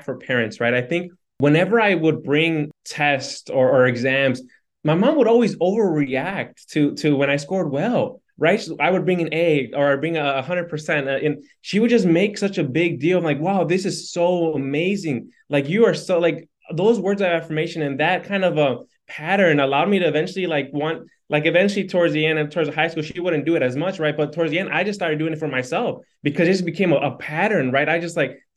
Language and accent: English; Harvey, Illinois, United States; I was born in Harvey, Illinois